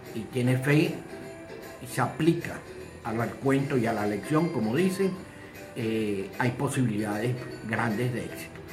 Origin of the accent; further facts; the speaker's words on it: Venezuela; En mi país, Venezuela